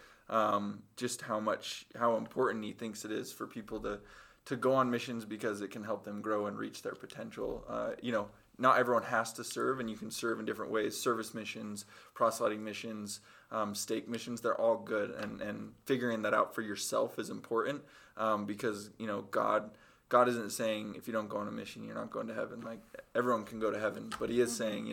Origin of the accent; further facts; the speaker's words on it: Cottonwood Heights, Utah, United States; I was born in Cottonwood Heights, Utah. It's just right outside of Salt Lake.